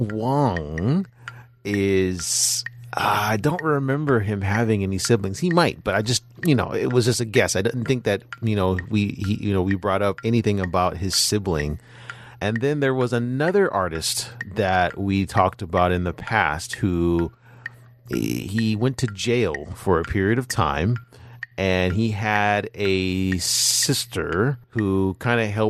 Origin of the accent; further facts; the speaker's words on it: California, United States; my home state